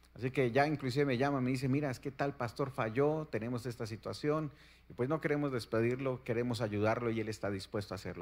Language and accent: Spanish; Colombia; vengo de la bella tierra de Colombia